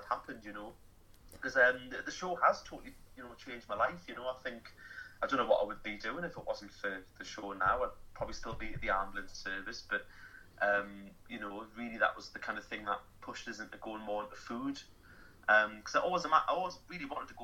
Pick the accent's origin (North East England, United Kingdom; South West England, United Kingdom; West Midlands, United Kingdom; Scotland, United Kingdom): North East England, United Kingdom; Newcastle upon Tyne; I'm from Newcastle myself